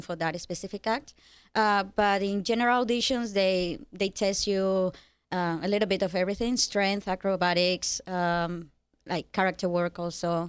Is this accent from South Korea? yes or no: no; Cuba; moved away; I'm from Cuba.